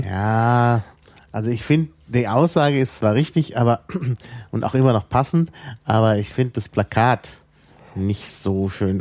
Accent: Berlin, Germany; als äh, Berliner

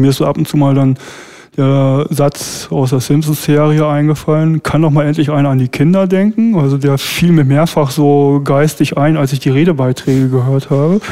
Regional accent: Berlin, Germany; wir als Berliner

